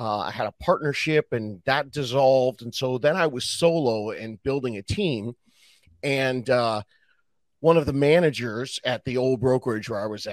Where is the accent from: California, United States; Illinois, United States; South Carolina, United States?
California, United States; Southern; I'm from Southern California and grew up surfing